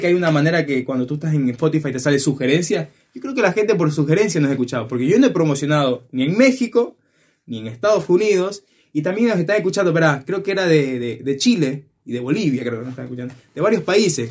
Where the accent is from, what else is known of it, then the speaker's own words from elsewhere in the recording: Ecuador; estábamos en la ciudad de Guayaquil, que es como a una hora de mi ciudad